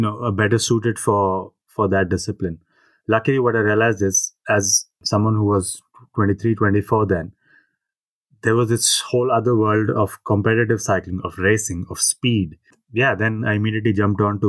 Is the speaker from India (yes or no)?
yes; Hyderabad, Telangana, India; moved away; moving back to my hometown